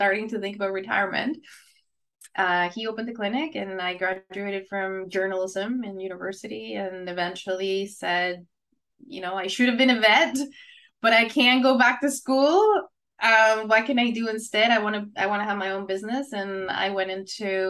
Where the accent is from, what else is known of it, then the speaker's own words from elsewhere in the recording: Chihuahua, Mexico; English is a second language; moved away as an adult; also born or lived in Ottawa, Canada; now in Canada; So I was born there and I stayed there till I was 18.